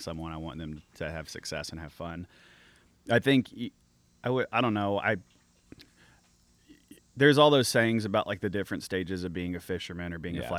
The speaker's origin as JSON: {"language": "English", "region": "Arkansas", "country": "United States", "said": "I'm from Arkansas"}